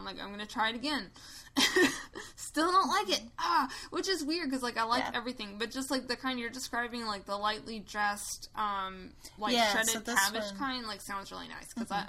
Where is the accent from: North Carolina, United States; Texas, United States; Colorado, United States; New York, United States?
North Carolina, United States; I'm from North Carolina